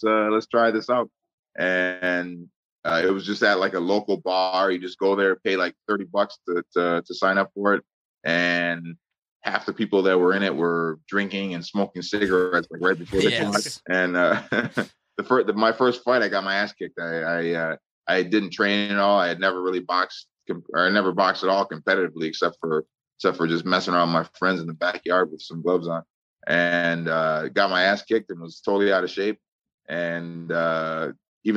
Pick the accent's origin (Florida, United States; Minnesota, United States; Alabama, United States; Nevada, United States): Minnesota, United States; Osseo; I grew up in Osseo